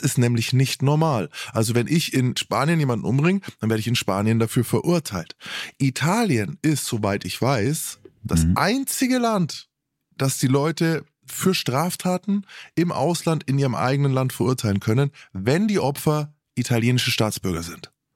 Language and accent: German; Germany; als Deutscher